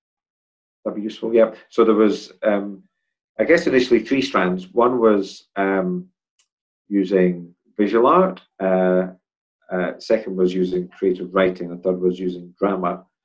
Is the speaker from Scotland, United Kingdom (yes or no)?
yes; Edinburgh, Scotland, United Kingdom; In Edinburgh. Place called Portobello.